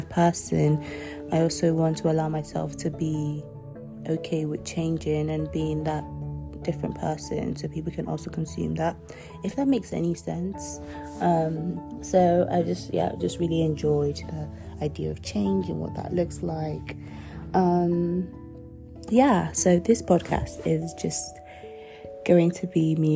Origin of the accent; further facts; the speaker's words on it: Nigeria; first language Yoruba; I'm also Nigerian, so I consume a lot of that. I still speak my mother tongue, Yoruba